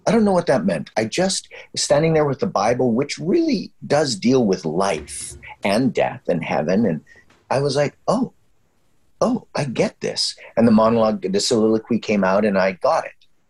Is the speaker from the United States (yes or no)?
no; Canada; We're so Canadian